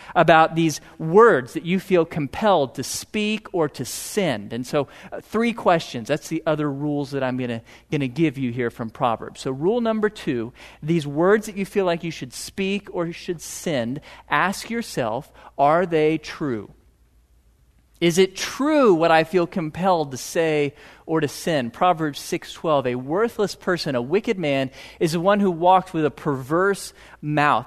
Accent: Piney Woods, just north of Houston, Texas, United States; I grew up in the Piney Woods, just north of Houston

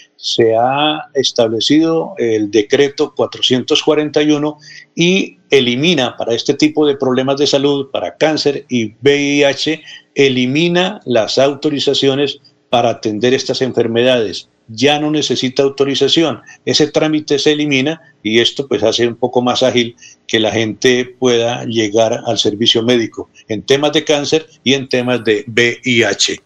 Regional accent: Contratación, Santander, Colombia; En mi pueblo no solamente las campanas, a las 5 de la mañana prenden el parlante. Ah. Entonces no podría vivir en contratación

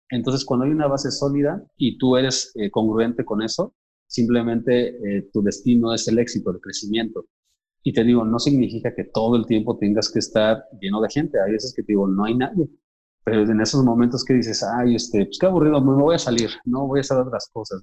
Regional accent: Mexico; nosotros como mexicanos

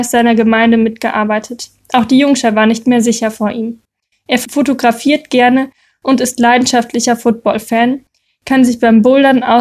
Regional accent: North Rhine-Westphalia, Germany; Meine Heimat ist das Siegerland, nahe Freudenberg.

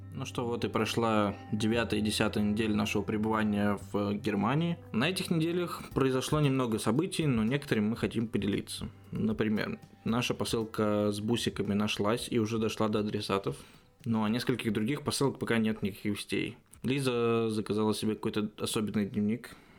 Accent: Russia; moved away as an adult; now in Germany; из России

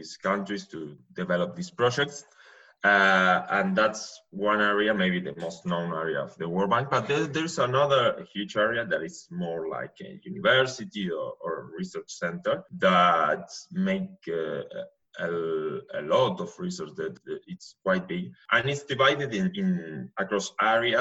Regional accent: Buenos Aires, Argentina; English is a second language; moved away as an adult; now in Stanford, United States; I'm from Argentina, but from Buenos Aires more specifically, but I'm calling you from Stanford, California

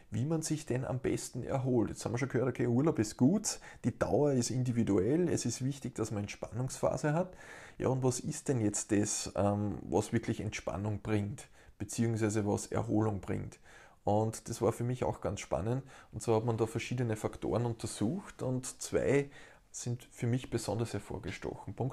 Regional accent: Steyr, Upper Austria, Austria; Ich kann bei uns in Steyr in Oberösterreich das herrliche Flussrauschen genießen.

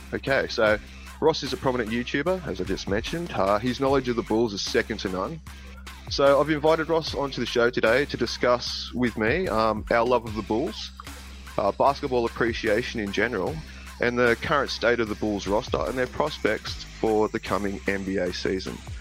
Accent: Australia; being an Australian

